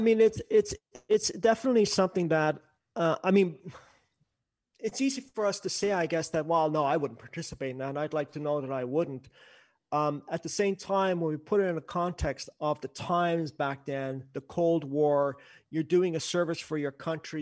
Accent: Canada; I'm up here, I'm a Canadian

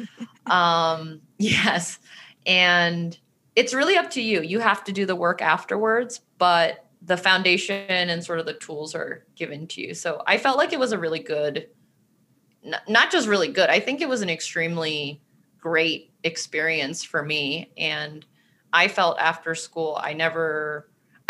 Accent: Maryland, United States; moved away as an adult; also born or lived in New York; now in California, United States; When I was younger, I grew up in Maryland

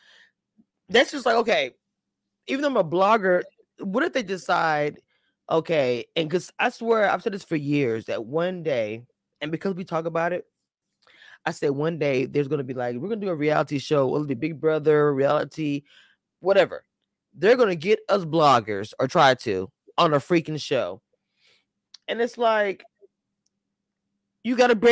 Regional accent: Louisiana, United States; I'm from Louisiana

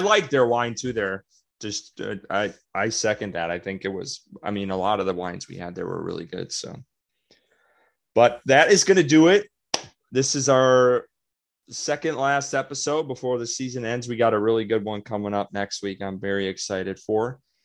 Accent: about a half hour from Green Bay, Wisconsin, United States; my hometown because it was about a half hour away from Green Bay

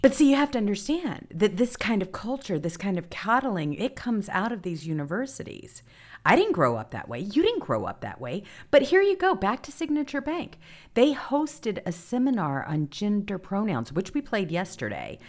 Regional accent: the South, United States; I grew up in the South

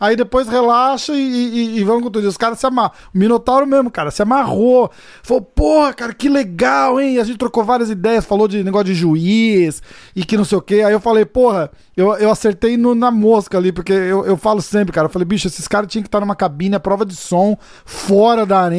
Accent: São Paulo, Brazil; moved away; sou de São Paulo, cara. E eu tô é fora.

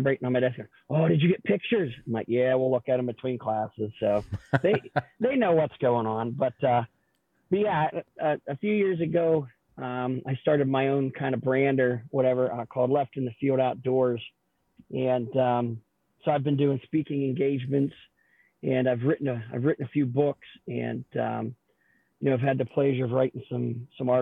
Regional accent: Northwest Pennsylvania, United States; I'm from Northwest Pennsylvania

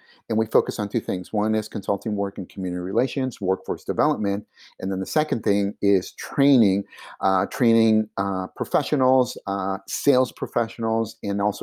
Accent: Silicon Valley, California, United States; first language Spanish; English is a second language; I'm from Silicon Valley

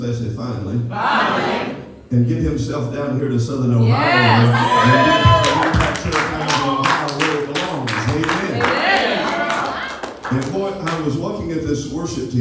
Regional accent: Appalachia, United States; we grew up in Appalachia

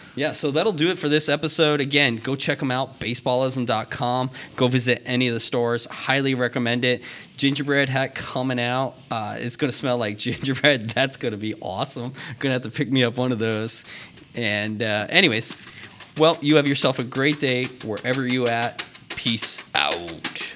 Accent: Vermont, United States; I grew up in Vermont

